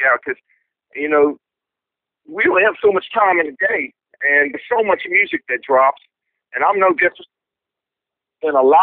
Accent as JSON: {"language": "English", "town": "Columbia", "region": "Missouri", "country": "United States", "tie": "born or raised there", "said": "cats growing up in New York City uh, that's just a whole damn different mentality than growing up in Columbia, Missouri."}